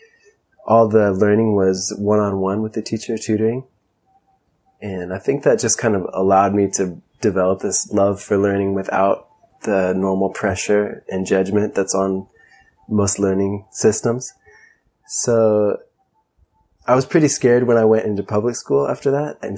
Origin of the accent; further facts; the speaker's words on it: Ojai, California, United States; also born or lived in Santa Barbara, California; I was born in Santa Barbara, grew up in Ojai, and Ojai is a pretty unique place